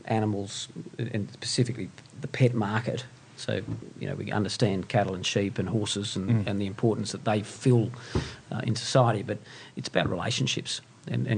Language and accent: English; Western Queensland, Australia; moved away as an adult; also born or lived in Brisbane; now in Sydney, Australia; I grew up in Western Queensland